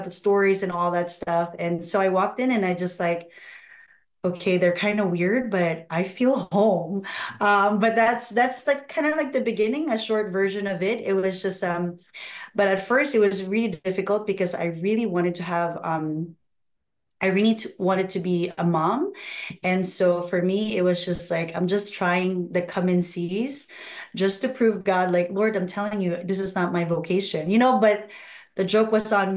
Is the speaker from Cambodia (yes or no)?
no; Philippines; also born or lived in Nigeria; now in United States; I was born in Nigeria. Wow. And I was raised in the Philippines, and now I'm here.